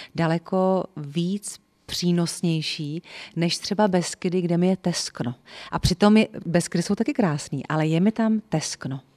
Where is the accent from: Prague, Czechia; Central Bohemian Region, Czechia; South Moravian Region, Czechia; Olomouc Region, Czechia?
Central Bohemian Region, Czechia; Votice; also born or lived in Příbram; já jsem z Votic, což je Česká Sibiř